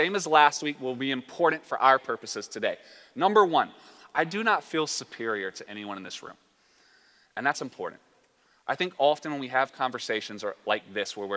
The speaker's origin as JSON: {"language": "English", "region": "the South", "country": "United States", "said": "I'm from the South as well, so we say words like willy-nilly"}